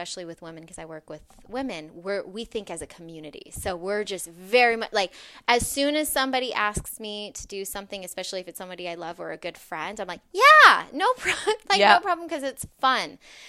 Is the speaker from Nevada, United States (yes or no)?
yes; Las Vegas, Nevada, United States; I come from Las Vegas, so I was working in the casino industry